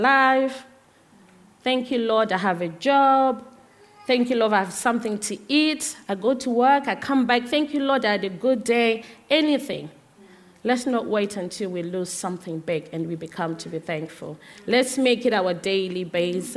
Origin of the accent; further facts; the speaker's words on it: Zimbabwe; moved away; I'm originally from Zimbabwe